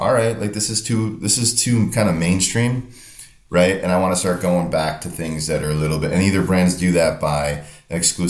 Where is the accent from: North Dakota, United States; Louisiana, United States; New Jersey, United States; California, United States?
New Jersey, United States; Northern; I'm from Northern New Jersey.